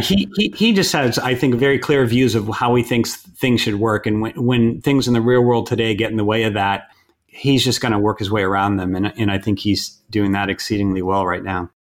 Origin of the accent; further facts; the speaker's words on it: outside Boston, Massachusetts, United States; moved away; also born or lived in California; grew up outside Boston